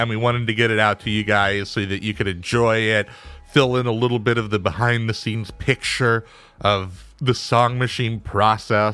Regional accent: Eugene, Oregon, United States; also born or lived in Roseburg, Oregon; I'm from Oregon

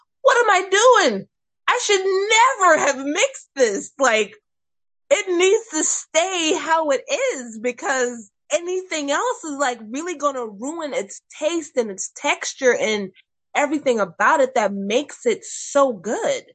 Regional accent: McClellanville, South Carolina, United States; also born or lived in Mount Pleasant, South Carolina / North Charleston, South Carolina / Summerville, South Carolina; I have grown up in McClellanville my entire life

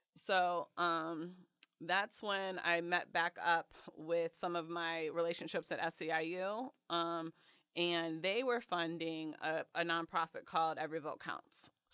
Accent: Detroit, Michigan, United States; now in Chicago, United States; I grew up in Metro Detroit, so right outside the city

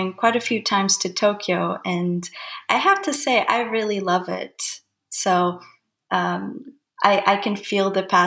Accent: Lisbon, Portugal; moved away; also born or lived in Japan / Portland / British Columbia; I'm actually from Lisbon, Portugal

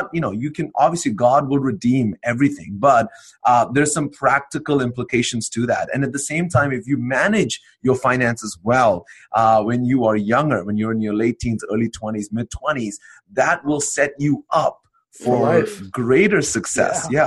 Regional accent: India; moved away as an adult; now in Canada; I went from being an Indian citizen, although I lived in Canada now for about 15 years almost now, I went from being an Indian citizen to a Canadian citizen

